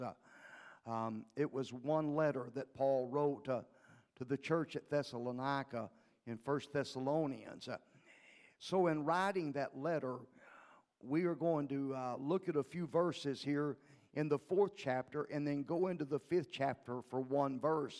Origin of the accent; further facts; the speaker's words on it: League City, Texas, United States; also born or lived in Livingston, Texas; I was raised in League City, Texas.